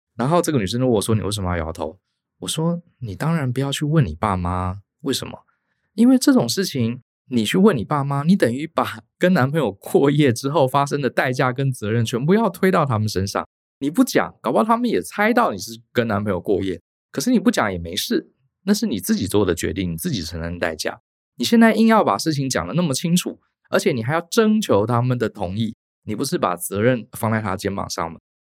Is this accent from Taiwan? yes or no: yes; Taiwan; 我们从台湾过来